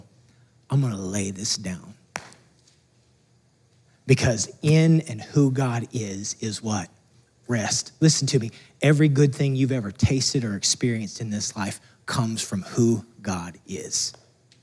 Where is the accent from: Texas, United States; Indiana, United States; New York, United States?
Texas, United States; moved away as an adult; we're from Texas